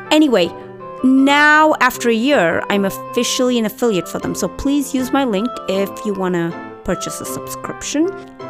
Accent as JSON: {"language": "English", "region": "Dubai", "country": "United Arab Emirates", "tie": "born or raised there", "said": "I grew up in Dubai for high school."}